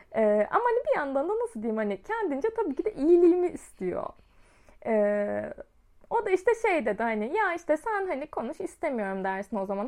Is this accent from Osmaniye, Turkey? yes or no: yes; Osmaniye, Turkey